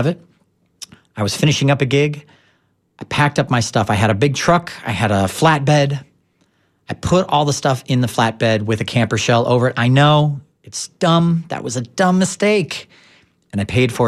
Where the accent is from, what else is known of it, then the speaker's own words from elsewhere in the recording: St. Louis, Missouri, United States; now in Tampa Bay, United States; I'm from St. Louis originally